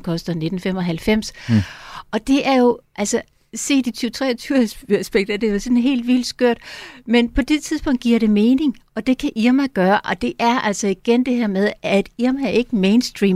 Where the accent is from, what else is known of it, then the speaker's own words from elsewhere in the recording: Funen, Southern Denmark, Denmark; now in Copenhagen, Denmark; jeg er godt nok Fynbo af oprindelse, men altså har boet i København i 30 år